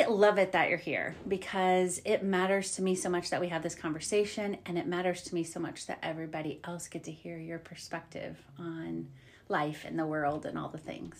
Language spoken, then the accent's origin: English; New York, United States; New York City. I'm from Long Island. So that's why I say the state.